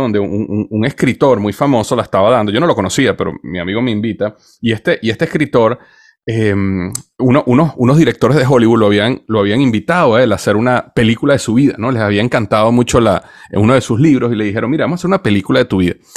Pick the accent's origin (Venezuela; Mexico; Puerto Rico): Venezuela; moved away as an adult; also born or lived in United States / Cincinnati; nací en Estados Unidos, pero crecí en Venezuela